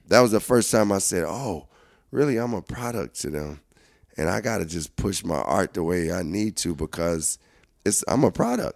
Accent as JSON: {"language": "English", "town": "Chicago", "region": "Illinois", "country": "United States", "said": "I'm coming from Chicago"}